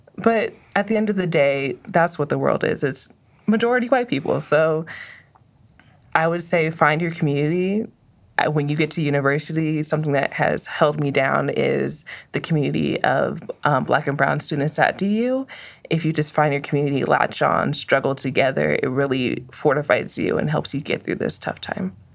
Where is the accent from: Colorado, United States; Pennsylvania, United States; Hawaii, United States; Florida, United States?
Colorado, United States; Aurora; I'm from Aurora, Colorado